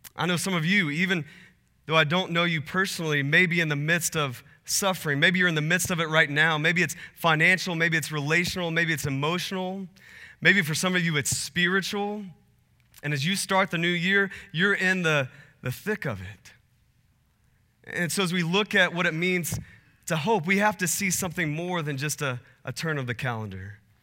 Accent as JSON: {"language": "English", "region": "Texas", "country": "United States", "tie": "born or raised there", "also_born_or_lived": "Portland", "moved": "yes", "lives_now": "Phoenix, United States", "said": "I, I grew up in Texas, and, uh, spent a little bit of time in Portland, and then my family and I moved to Phoenix"}